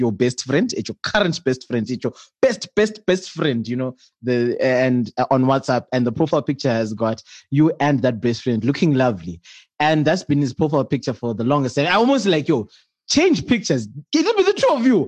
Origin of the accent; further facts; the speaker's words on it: Bulawayo, Zimbabwe; I grew up in Bulawayo